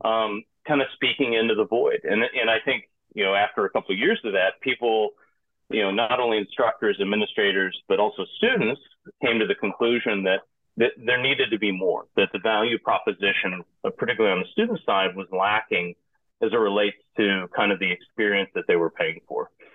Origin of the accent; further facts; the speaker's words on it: Piedmont of Georgia, United States; moved away; also born or lived in Hong Kong; originally I'm from the United States, grew up in the hardscrabble Piedmont of Georgia